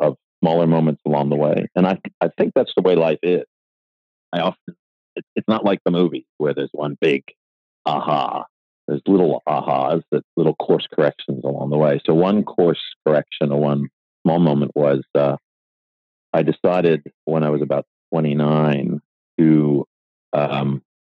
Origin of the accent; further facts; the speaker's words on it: Buffalo, New York, United States; moved away as an adult; I was born in Buffalo, New York